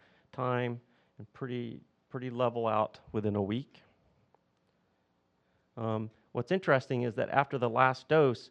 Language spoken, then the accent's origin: English; the South, United States; accent: southern; my southern accent